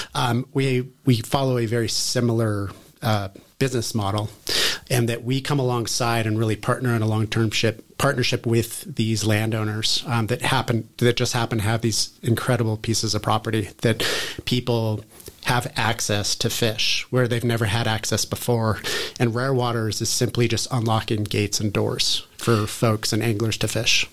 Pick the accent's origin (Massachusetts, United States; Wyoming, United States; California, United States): California, United States; near Tahoe, Northern; also born or lived in Bozeman, Montana; We moved to Northern California up near Tahoe, uh, where I grew up